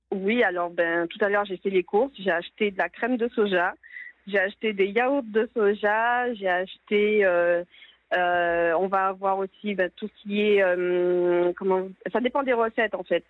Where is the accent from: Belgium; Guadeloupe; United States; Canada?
Guadeloupe; chez nous en Guadeloupe